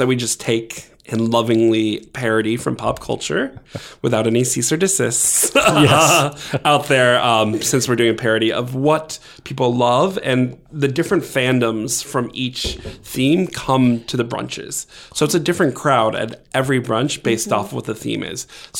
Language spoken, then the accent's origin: English; Massachusetts, United States; also born or lived in Maryland, United States; So I'm originally from Massachusetts and Maryland, and I came here to McAllister College a while ago.